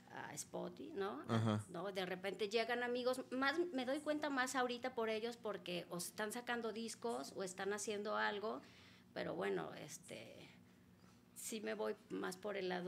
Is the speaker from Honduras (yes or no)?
no; Ciudad Obregón, Sonora, Mexico; De Sonora, de Obregón.